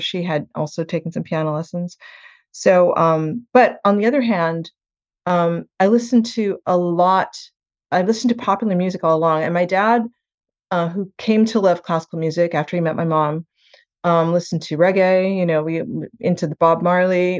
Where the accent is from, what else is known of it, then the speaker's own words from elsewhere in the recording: Western Canada, Canada; also born or lived in Jamaica; now in United States; I grew up in Western Canada in a little town where my dad, um, was a dentist